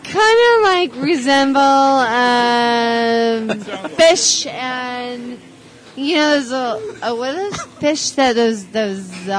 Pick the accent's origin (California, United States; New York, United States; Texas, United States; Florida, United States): California, United States; San Diego; also born or lived in Orange County; We're from San Diego in Orange County